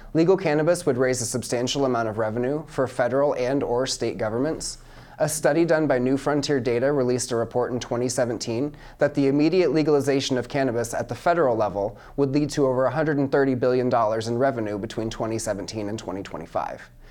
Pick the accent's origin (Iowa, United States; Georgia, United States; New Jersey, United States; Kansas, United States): Iowa, United States; Mount Pleasant; I'm 27 years old and I'm from Mount Pleasant, Iowa